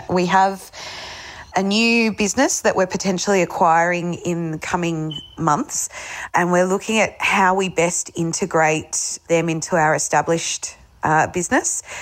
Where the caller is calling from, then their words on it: Melbourne, Victoria, Australia; G'day, Adam. … from Melbourne, enjoying your show.